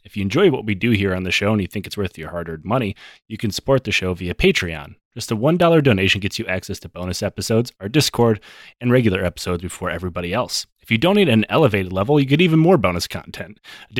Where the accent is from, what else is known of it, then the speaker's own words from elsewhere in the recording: United States; Yeah, pretty much. Like, we're both American.